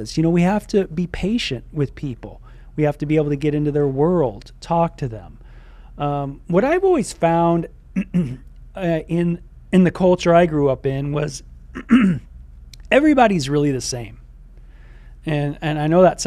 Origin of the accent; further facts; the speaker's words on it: Southern California, United States; growing up in SoCal, you know, I grew up with a lot of people